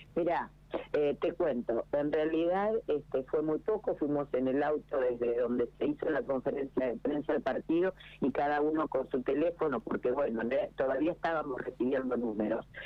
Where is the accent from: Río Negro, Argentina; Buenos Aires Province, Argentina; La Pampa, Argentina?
La Pampa, Argentina; General Pico; es mi territorio, es mi tierra